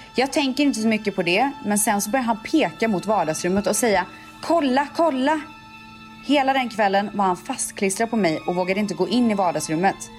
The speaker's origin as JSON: {"language": "Swedish", "town": "Borås", "region": "Västra Götaland", "country": "Sweden", "tie": "born or raised there", "said": "jag var fjortis i Borås"}